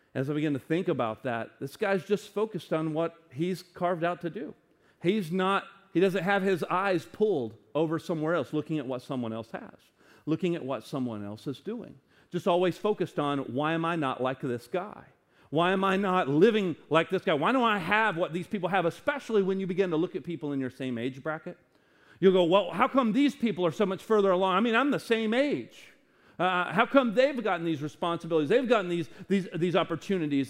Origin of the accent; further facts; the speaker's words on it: United States; as an American